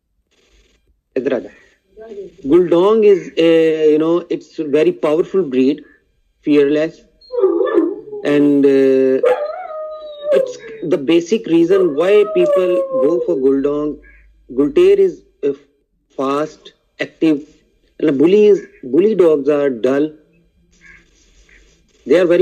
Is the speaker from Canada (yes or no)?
no; Pakistan; from Pakistan